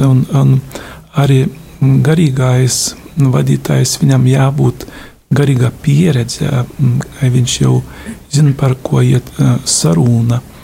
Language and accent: Latvian; Lithuania; esmu no Lietuvas